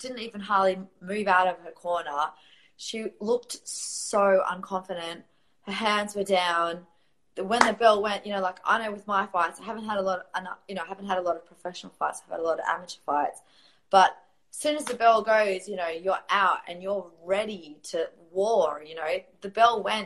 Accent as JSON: {"language": "English", "country": "Australia", "also_born_or_lived": "Riyadh, Saudi Arabia", "said": "I am from Australia."}